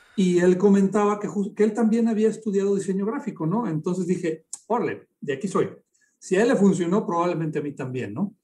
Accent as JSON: {"language": "Spanish", "region": "Aguascalientes", "country": "Mexico", "tie": "born or raised there", "said": "aquí en mi tierra, la Feria de San Marcos"}